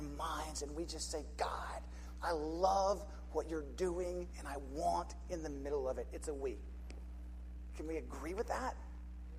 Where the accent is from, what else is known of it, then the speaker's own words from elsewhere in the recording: Charlotte, North Carolina, United States; I grew up in Charlotte, North Carolina